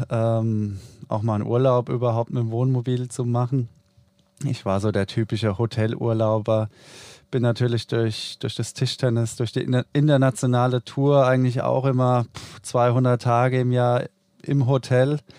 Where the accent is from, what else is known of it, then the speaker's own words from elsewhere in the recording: Odenwald, Germany; now in Düsseldorf, Germany; Mein zweites Zuhause nenne ich ja immer China. Und ja, eigentlich komme ich aus dem Odenwald, spiele aber jetzt schon ja, seit Ewigkeiten auch für Borussia Düsseldorf.